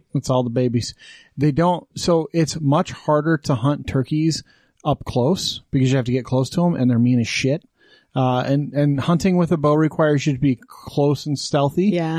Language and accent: English; Wyoming, United States; moved away; I grew up in Wyoming.